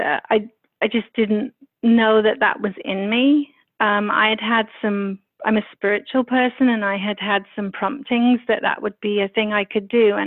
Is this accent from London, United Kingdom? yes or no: yes; London, United Kingdom; also born or lived in Paris; London obviously being my hometown